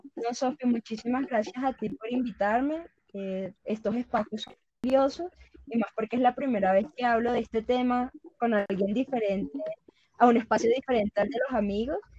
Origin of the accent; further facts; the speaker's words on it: Valledupar, Cesar, Colombia; la ciudad de donde, de donde vengo, que es Valledupar.